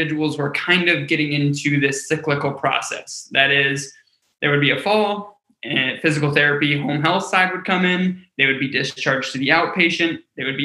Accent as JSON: {"language": "English", "town": "Cleveland", "region": "Ohio", "country": "United States", "tie": "born or raised there", "said": "I grew up in Cleveland, Ohio"}